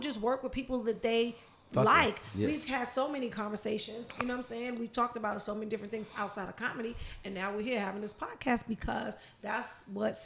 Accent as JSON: {"language": "English", "town": "New York City", "region": "New York", "country": "United States", "tie": "born or raised there", "said": "I grew up in East New York, Brooklyn"}